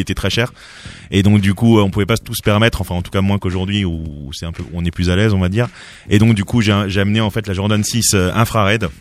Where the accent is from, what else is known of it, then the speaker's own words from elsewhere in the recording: Cergy, Île-de-France, France; also born or lived in Strasbourg, France; je, suis né à Strasbourg, mais assez rapidement, je suis parti d'Alsace et je suis arrivé en région parisienne à Cergy.